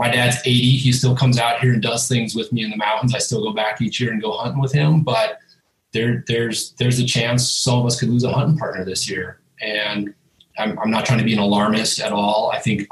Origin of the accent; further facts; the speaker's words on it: Minnesota, United States; moved away as an adult; also born or lived in Pacific Northwest / Idaho; now in Boise, United States; I'm from Minnesota, grew up whitetail hunting